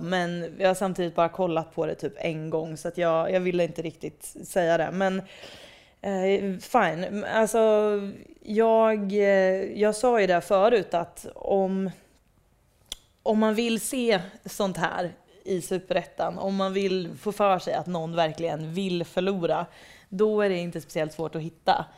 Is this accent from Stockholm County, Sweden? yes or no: no; Degerfors, Örebro County, Sweden; jag växte upp i Degerfors.